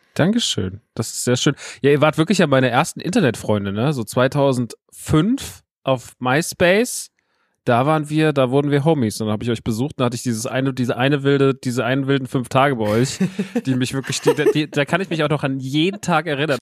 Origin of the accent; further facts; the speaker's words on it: Rodgau, Hesse, Germany; ich bin ja groß geworden in Rottgaus, ist also ein Dorf vor Offenbach, vor Frankfurt